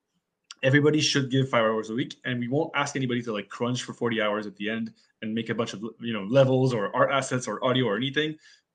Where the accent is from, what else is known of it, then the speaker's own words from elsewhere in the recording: Canada; we're Canadian. We don't even have it up here, unfortunately.